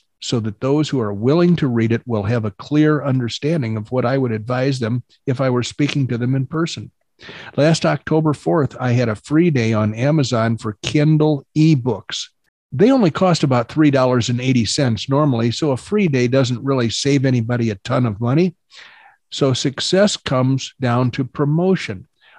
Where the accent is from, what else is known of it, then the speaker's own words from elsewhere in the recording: Florida, United States; I grew up in Florida and had a bunch of old farts around me growing up